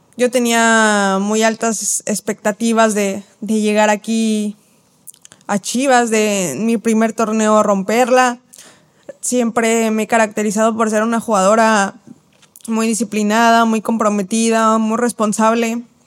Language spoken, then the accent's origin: Spanish; Mexico City, Mexico; now in Guadalajara, Mexico; soy de la Ciudad de México